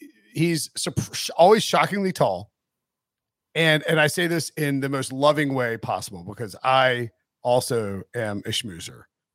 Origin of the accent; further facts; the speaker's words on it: Raleigh, North Carolina, United States; I was like, I'm from Raleigh.